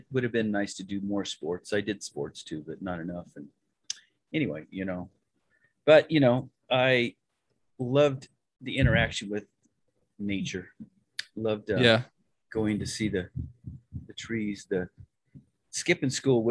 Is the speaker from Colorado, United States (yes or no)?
yes; Western Slope, Colorado, United States; I was born in the Western Slope over there, and it was a great little place.